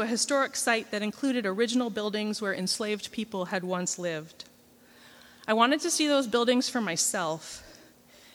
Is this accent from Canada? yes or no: yes; Canada; I'm from Canada